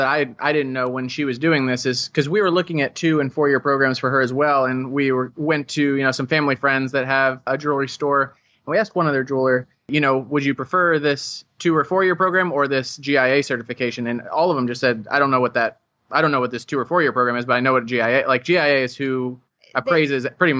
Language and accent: English; Ohio, United States; born there; I was born in Ohio.